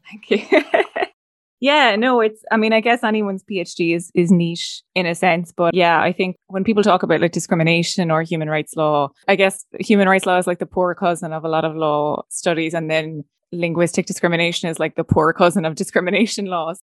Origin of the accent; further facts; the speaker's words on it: Leinster, Ireland; I'm from Laois